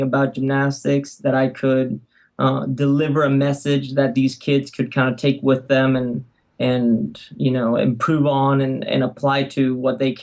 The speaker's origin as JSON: {"language": "English", "town": "Alicante", "region": "Valencian Community", "country": "Spain", "tie": "born or raised there", "also_born_or_lived": "San Francisco, United States", "moved": "as an adult", "lives_now": "United States", "said": "I grew up in Spain in a beautiful city by the water called Alicante."}